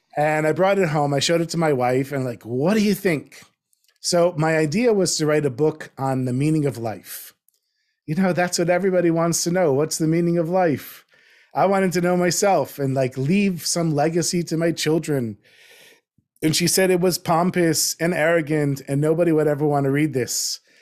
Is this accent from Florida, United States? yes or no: yes; North Miami Beach, Florida, United States; moved away as an adult; also born or lived in New Jersey; I grew up in North Miami Beach